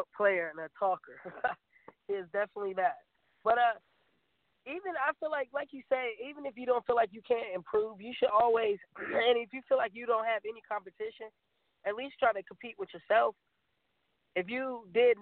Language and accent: English; Hampton Roads, Virginia, United States; I'm from Hampton Roads